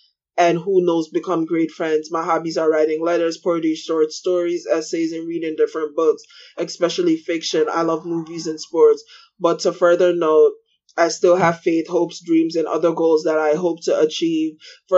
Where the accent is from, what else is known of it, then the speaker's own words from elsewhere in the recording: South Carolina, United States; now in Raleigh, United States; I'm from South Carolina, but I'm currently on death row in Raleigh, North Carolina.